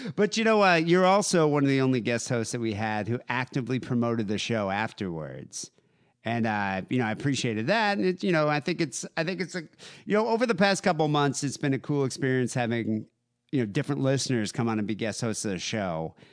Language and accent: English; South Africa; moved away; growing up in South Africa